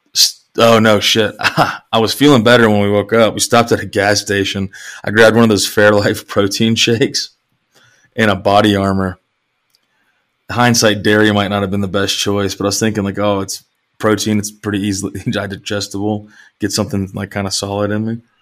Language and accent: English; East Tennessee, United States; moved away; spending a lot of time growing up in East Tennessee